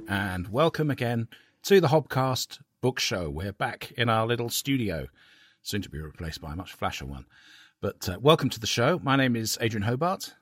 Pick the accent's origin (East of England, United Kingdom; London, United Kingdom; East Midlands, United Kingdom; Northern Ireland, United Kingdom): East of England, United Kingdom; Cambridge; my hometown of Cambridge